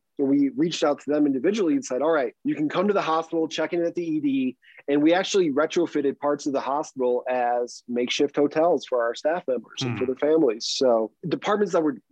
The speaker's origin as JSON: {"language": "English", "region": "Illinois", "country": "United States", "moved": "yes", "lives_now": "Colorado, United States", "said": "I'm originally from Illinois"}